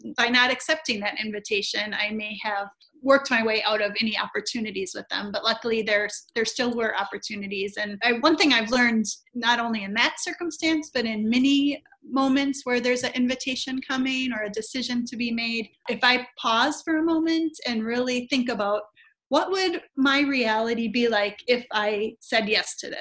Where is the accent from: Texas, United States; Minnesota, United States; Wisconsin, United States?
Wisconsin, United States; also born or lived in North Carolina; 7 years ago moved back to my home state of Wisconsin, just about an hour and a half north of Chicago